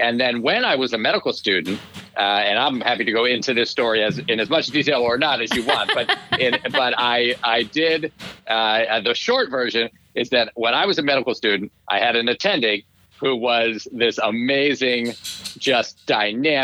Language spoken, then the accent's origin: English; Shaker Heights, Ohio, United States; moved away as an adult; also born or lived in Providence, Rhode Island; I grew up a little suburb of Cleveland, Ohio, called Shaker Heights, Ohio. And I was there until I went to college